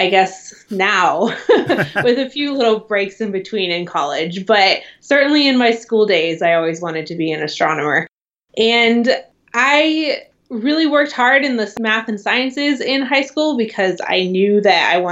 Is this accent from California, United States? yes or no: yes; San Luis Obispo, California, United States; now in Seattle, United States; I grew up in San Luis Obispo, California